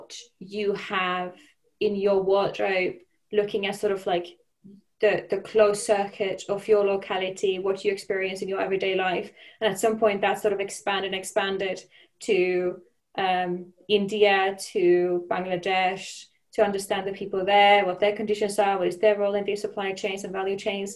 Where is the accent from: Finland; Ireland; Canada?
Finland; moved away as an adult; also born or lived in Denmark; now in London, United Kingdom; where I come from Finland